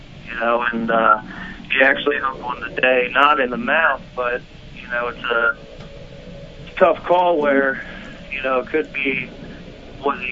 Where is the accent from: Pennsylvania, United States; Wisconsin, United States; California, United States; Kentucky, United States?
Pennsylvania, United States; Hershey; now in Raleigh, United States; I'm in Raleigh, North Carolina, but I'm actually from Sweetest Place on Earth, Hershey, PA